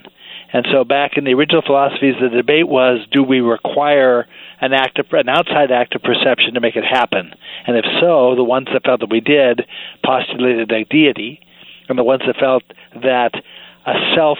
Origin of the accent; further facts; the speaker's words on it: Oregon, United States; also born or lived in Salem / Portland; I grew up in Oregon, actually